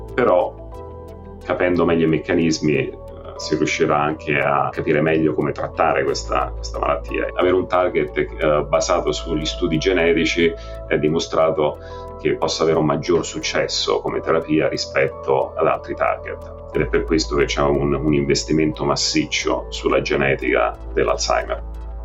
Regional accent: Rome, Lazio, Italy; moved away as an adult; also born or lived in Trento; now in New York, United States; sono cresciuto a Roma, ho fatto tutto il mio training a Roma

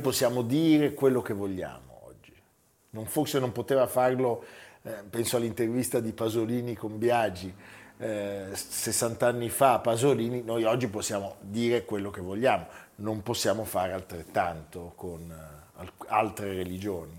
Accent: France; now in Italy; Io sono francese fino in fondo, mio fratello è colonnello del Sesto dei Dragoni

